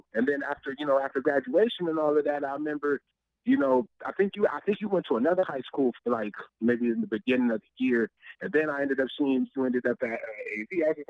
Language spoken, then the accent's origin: English; Lancaster, California, United States; also born or lived in Los Angeles, California / Kansas City, Missouri; I grew up mainly in Lancaster, you know. So, but, you know, originally all my family, they're from the L.A. area, really, like the Watts area, you know.